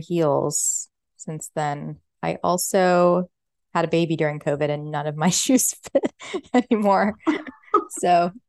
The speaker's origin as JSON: {"language": "English", "town": "San Diego", "region": "California", "country": "United States", "said": "because we're from San Diego"}